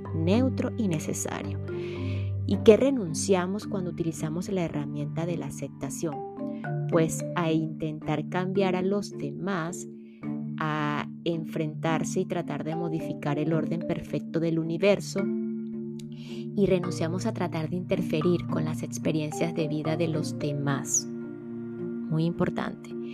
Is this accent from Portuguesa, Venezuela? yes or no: yes; Portuguesa, Venezuela; en Venezuela, mi país natal, específicamente en el estado portuguesa, mi estado natal también